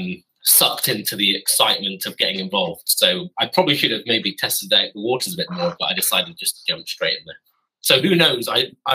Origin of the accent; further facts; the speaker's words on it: Gloucester, South West England, United Kingdom; moved away as an adult; also born or lived in Stroud; now in Bedfordshire, United Kingdom; I hail from Gloucestershire, so I hail from the other side, west side, neighbouring Wales, just slap bang between Birmingham and Bristol.